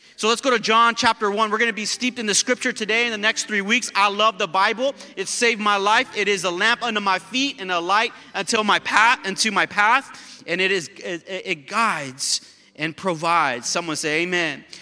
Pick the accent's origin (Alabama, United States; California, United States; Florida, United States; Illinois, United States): California, United States; South El Monte; where I was born in South El Monte, Greater South El Monte Hospital